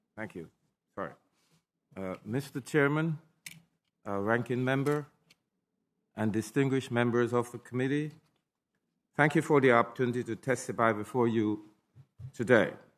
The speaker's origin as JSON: {"language": "English", "country": "Jamaica", "tie": "born or raised there", "also_born_or_lived": "Brooklyn, New York, United States", "moved": "as an adult", "lives_now": "New York, United States", "said": "I was born and raised in Jamaica in a family of eleven children"}